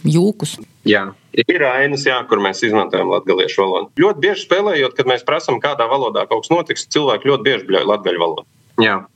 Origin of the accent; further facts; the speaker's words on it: Latgale, Latvia; mēs vienmēr, kur ejam, mēs sakam, ka esam no Latgales, mūsu saknes. Kaut kā mums ģimenē tas liekas, ka tas ir ļoti krūti, ka mēs no Latgales esam.